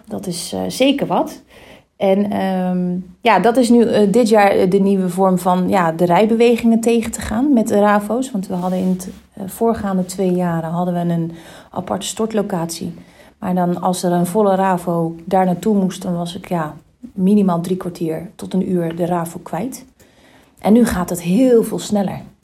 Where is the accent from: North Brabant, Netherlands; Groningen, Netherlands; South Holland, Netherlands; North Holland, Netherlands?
South Holland, Netherlands; Rotterdam; ons als Rotterdammer